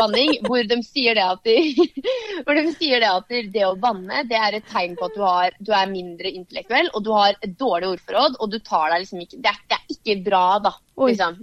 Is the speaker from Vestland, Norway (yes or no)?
no; Varteig, Østfold, Norway; Vartei er liksom tettsted der jeg er fra